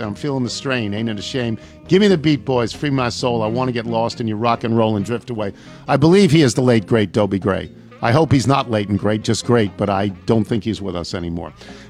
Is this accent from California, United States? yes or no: no; Huntington, New York, United States; I know that town, I exclaimed. I grew up in Huntington. I went to Huntington High School.